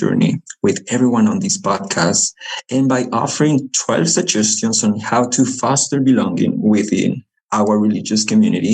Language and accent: English; Lima, Peru; English is a second language; moved away as an adult; also born or lived in Chile; now in Utah, United States; I am originally from Lima, Peru, but has lived in Utah for the last 5 years already because of college